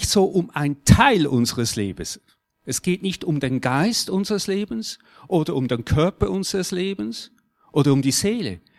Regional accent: Switzerland; Und jetzt ist schon klar, wir sind Schweizer.

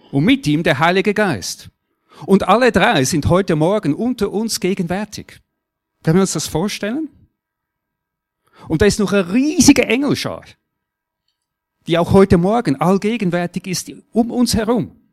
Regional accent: Switzerland; Und jetzt ist schon klar, wir sind Schweizer.

